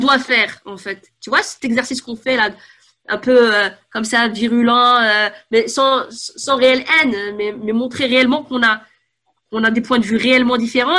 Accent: Paris, Île-de-France, France; Je suis née à Paris 14e.

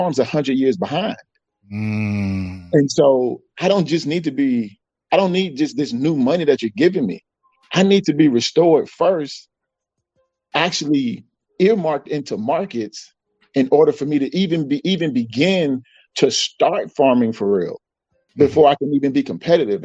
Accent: Georgia, United States; I grew up in Georgia

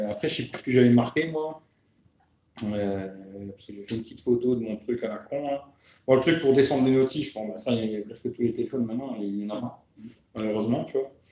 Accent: Grand Est, France; Nous, on est, on est lorrain, tu vois.

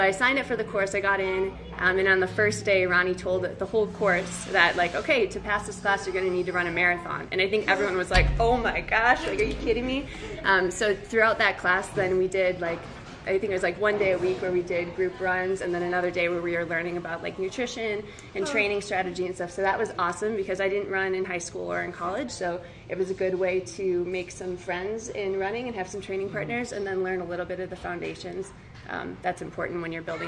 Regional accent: Wisconsin, United States; moved away as an adult; now in Seattle, United States; I'm originally from Wisconsin, and then I moved to Seattle, Washington for graduate school, and I've been there for about almost 8 years now

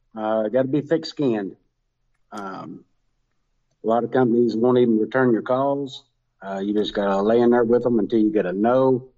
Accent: Kentucky, United States; Western Kentucky.

